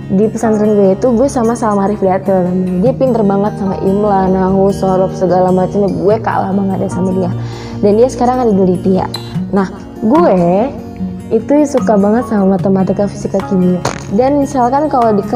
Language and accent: Indonesian; Serang, Banten, Indonesia; Aku ini kan dari Serang Banten, bertepatan di Kecamatan Keramat Watu.